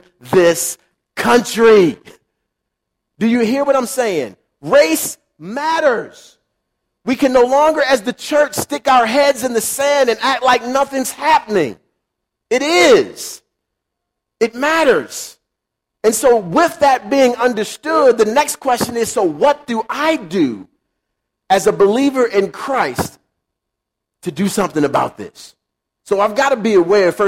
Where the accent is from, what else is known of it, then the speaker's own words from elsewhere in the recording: Baltimore, Maryland, United States; I grew up in Baltimore City